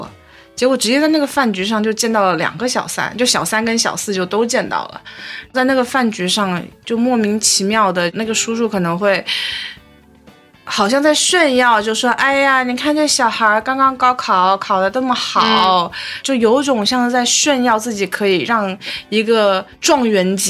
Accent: Fujian, China; 但是就可能别人一听说你是福建的，就马上问你会不会闽南语，但我不会，一点都不会。

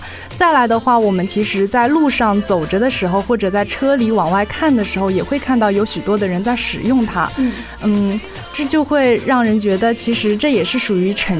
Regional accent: Ningbo, Zhejiang, China; 我的家乡是在宁波。

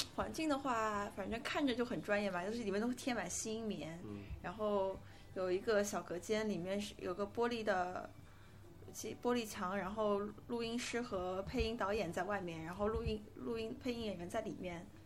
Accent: Shanghai, China; 像我作为一个图书图书长的上海人，我的前后鼻音一直是个问题

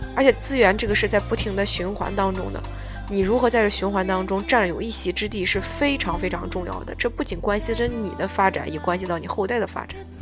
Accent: Henan, China; 作为一个河南人

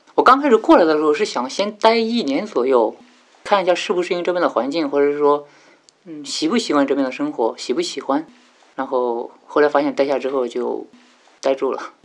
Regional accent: Zibo, Shandong, China; moved away as an adult; now in Yangshuo, China; 然后就跟着他们在我们淄博那边爬县

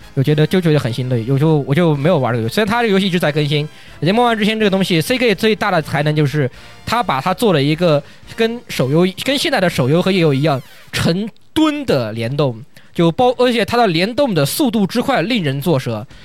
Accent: China; 在我们国，在中国

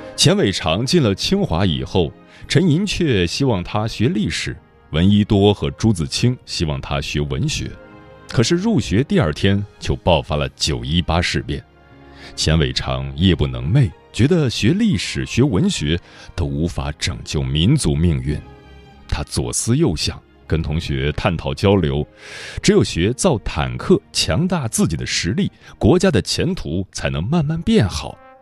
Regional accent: China; 我们作为中国人

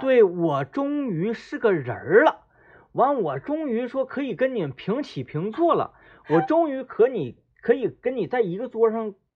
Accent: Meihekou, Jilin, China; moved away as an adult; now in Changchun, China; 我离开了梅河口，来到长春那个工作之后

